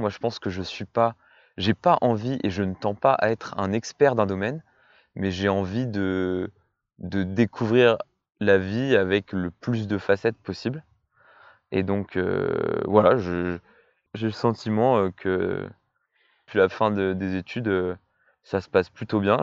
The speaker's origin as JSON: {"language": "French", "area": "Orléanais", "region": "Centre-Val de Loire", "country": "France", "also_born_or_lived": "Brittany", "said": "étant donné que l'on vient tous les deux de l'Orléanais"}